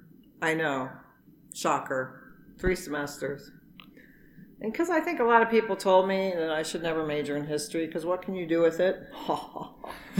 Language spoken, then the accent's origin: English; Alexandria, Virginia, United States; moved away as an adult; now in Fayetteville, United States; I grew up in Northern Virginia. Went to high school in Alexandria, Virginia, so not too far from Washington, D.C.